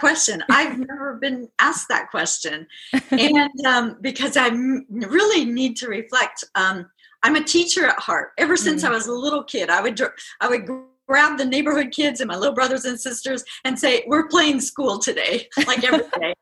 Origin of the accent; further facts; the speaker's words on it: Midwest, United States; I'm from the Midwest